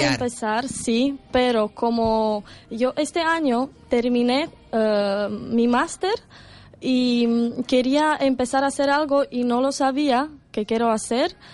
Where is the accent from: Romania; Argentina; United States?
Romania; Spanish is a second language; now in Canary Islands, Spain; en mi país, en Rumanía, todas las películas son en inglés